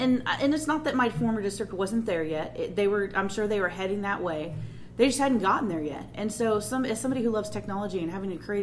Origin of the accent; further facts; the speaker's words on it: California, United States; moved away; I grew up in California